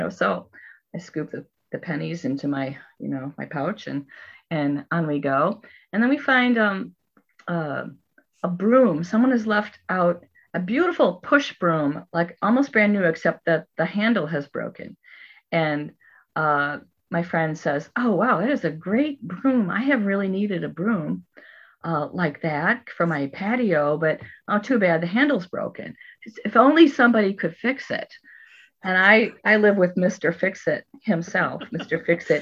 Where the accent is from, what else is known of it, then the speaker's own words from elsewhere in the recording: Ireland; And you know, I'm Irish.